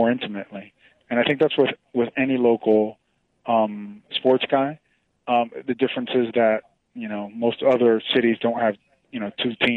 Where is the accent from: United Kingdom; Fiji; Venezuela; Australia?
Venezuela; moved away; also born or lived in Miami, Florida, United States; I'm from Venezuela, and down there our national pastime is baseball. That's our number one passion. So I grew up loving baseball, but then as I got older and moved to the States